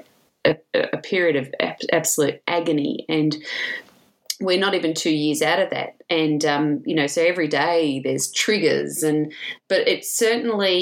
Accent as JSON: {"language": "English", "town": "Williamstown", "region": "Victoria", "country": "Australia", "tie": "born or raised there", "also_born_or_lived": "England", "said": "I grew up in Williamstown"}